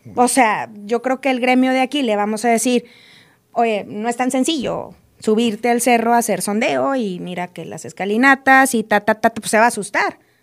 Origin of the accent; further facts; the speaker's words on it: Monterrey, Nuevo León, Mexico; moved away as an adult; now in Mexico City, Mexico; soy regia, soy foránea